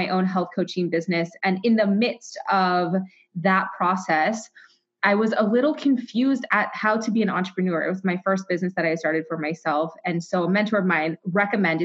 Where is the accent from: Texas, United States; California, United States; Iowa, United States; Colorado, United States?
Iowa, United States; Waterloo; I am from Iowa. I was born in Waterloo, Iowa